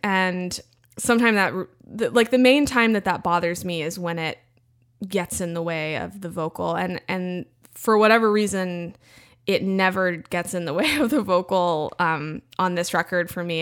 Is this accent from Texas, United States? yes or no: yes; Central Texas, United States; growing up in Central Texas